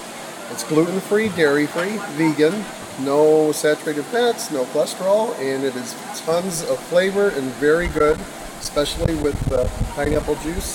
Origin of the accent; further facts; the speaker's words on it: Andover, New Hampshire, United States; Andover, New Hampshire.